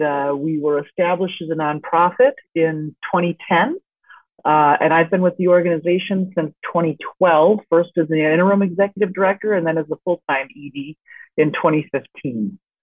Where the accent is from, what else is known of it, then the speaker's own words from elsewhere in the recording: Chicago, Illinois, United States; I'm from Chicago originally.